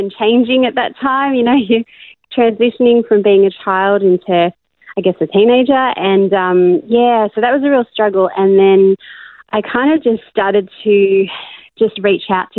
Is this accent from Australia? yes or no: yes; Australia; also born or lived in Cape Town, South Africa; now in Melbourne, Australia; I was born in Cape Town in South Africa, and my family moved over to Australia when I was about 9